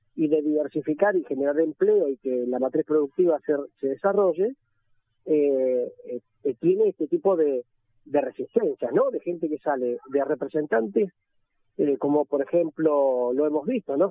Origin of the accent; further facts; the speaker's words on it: Tierra del Fuego, Argentina; en nuestra provincia